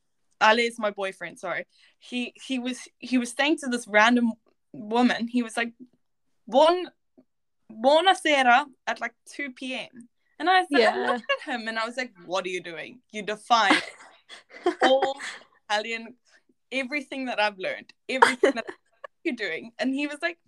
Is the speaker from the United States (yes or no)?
no; South Africa; moved away as an adult; now in Italy; I'm from South Africa